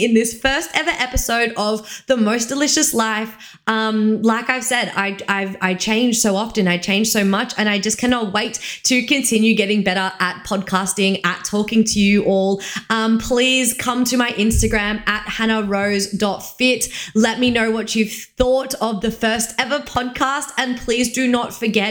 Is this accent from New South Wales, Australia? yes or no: no; Victoria, Australia; moved away as an adult; the people that I'm friends with from Victoria, they knew me when I was a teenager